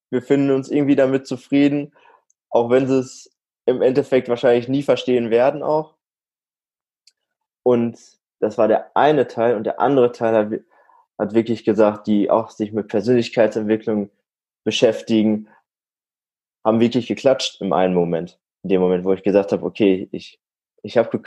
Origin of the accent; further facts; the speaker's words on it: Warendorf, North Rhine-Westphalia, Germany; Also ich, ich komme aus der Nähe, Nähe aus Münster, aus Warendorf, komme ich ursprünglich und dort wohne ich aktuell auch noch